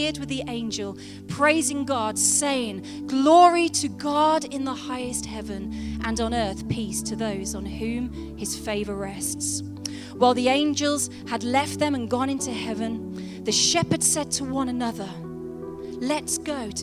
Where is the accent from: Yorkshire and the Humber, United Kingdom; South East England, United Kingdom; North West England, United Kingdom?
South East England, United Kingdom; Oxford; moved away; I grew up in Oxford